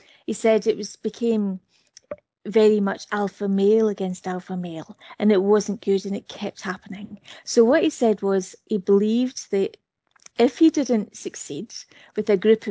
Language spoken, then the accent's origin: English; United Kingdom; I'm British